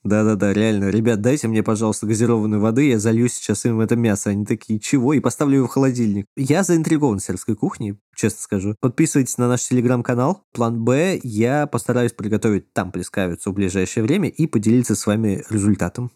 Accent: Moscow, Russia; дома, где я вырос в Москве

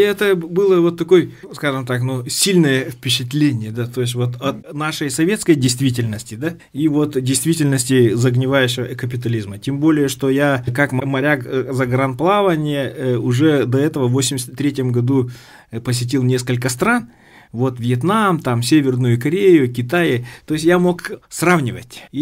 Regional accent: Tekhtyur, Sakha Republic, Russia; also born or lived in Pokrovsk; Потом у нас в селе Техтюр открылась восьмилетка. Вот, и мы с пятого класса учились э, в родной деревне.

